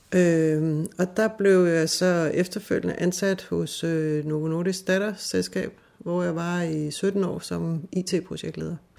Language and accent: Danish; Fredensborg, Capital Region of Denmark, Denmark; moved away as an adult; also born or lived in Hillerød / Hobro; now in Spain; Altså, jeg er født her i Hillerød, og øh, så flyttede vi til Hobro, da jeg ikke var særlig gammel, og så havnede vi i Fredensborg, hvor jeg havde den største del af min opvækst